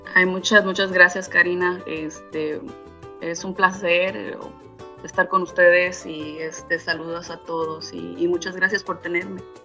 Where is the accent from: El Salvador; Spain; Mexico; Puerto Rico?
Mexico; Ixtapan de la Sal, State of Mexico; now in California, United States; yo soy originaria de Ixtapan de la Sal, México